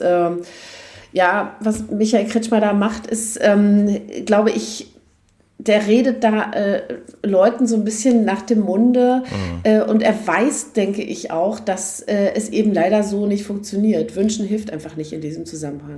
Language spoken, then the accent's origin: German; East Germany, Germany; als Ossi